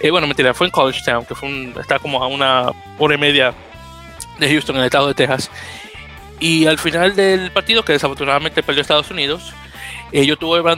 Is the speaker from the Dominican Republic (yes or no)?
yes; Dominican Republic; Entonces le, le menciono que soy dominicano.